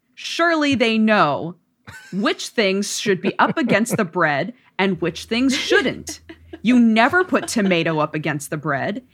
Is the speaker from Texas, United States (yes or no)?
no; Oregon, United States; I grew up in Oregon